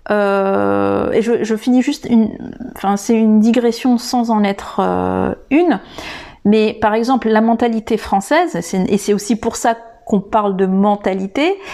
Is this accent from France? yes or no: no; Madagascar; de comment je devais penser en tant que malgache.